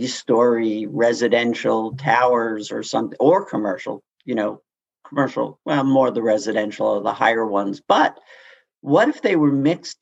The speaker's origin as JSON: {"language": "English", "town": "New York City", "region": "New York", "country": "United States", "tie": "born or raised there", "said": "I grew up in Queens and there was LEFRAC City."}